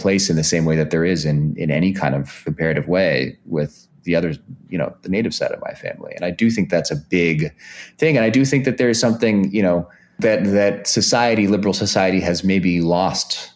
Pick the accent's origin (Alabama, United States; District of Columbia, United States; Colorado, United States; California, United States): California, United States; Bay Area; I grew up in the Bay Area